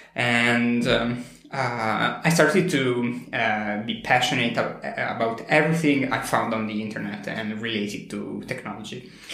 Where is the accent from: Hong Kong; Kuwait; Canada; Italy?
Italy; also born or lived in near Milan; I'm from Italy. I live very, very close to Milan.